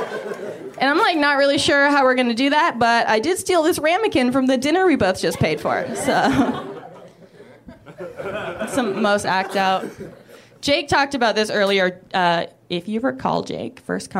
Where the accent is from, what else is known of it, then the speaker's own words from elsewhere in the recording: Canada; I'm from Canada